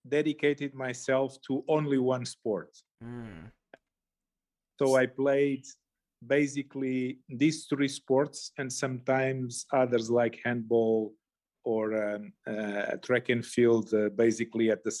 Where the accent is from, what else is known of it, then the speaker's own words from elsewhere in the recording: Castelo Branco, Centro, Portugal; English is a second language; moved away as an adult; also born or lived in Lisbon, Portugal / Islamabad, Pakistan; now in Washington, United States; I grew up in Portugal, in a town of around 40,000 people called Castelo Branco.